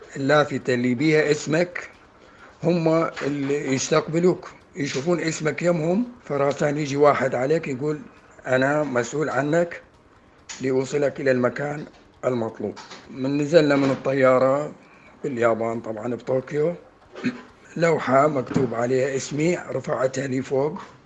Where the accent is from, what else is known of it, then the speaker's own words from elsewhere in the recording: Iraq; من العراق